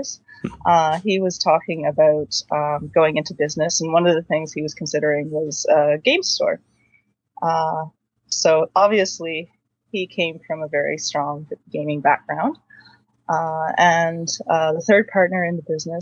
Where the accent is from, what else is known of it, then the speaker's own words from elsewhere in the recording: Quinte area of Ontario, Canada; now in Waterloo, Canada; I am originally from the Quinte area of Ontario, so that's sort of between Belleville and Kingston. I grew up out in the country